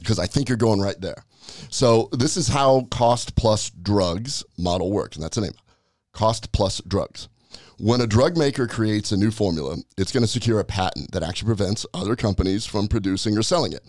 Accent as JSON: {"language": "English", "region": "Nebraska", "country": "United States", "said": "I'm from Nebraska. My dad was a butcher."}